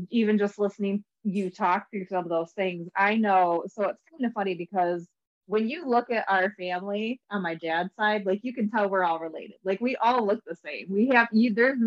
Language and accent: English; Michigan, United States; I'm also from Michigan.